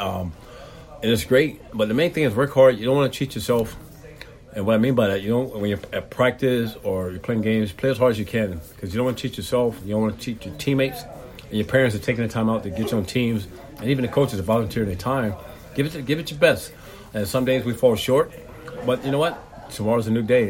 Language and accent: English; Tampa, Florida, United States; I'm originally from Tampa, Florida